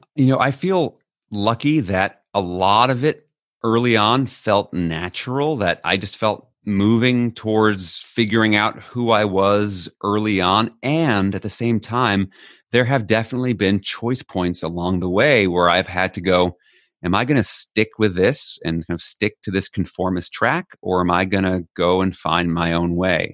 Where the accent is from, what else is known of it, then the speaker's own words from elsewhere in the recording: New York City, New York, United States; moved away as an adult; now in Netherlands; I'm an American born in New York City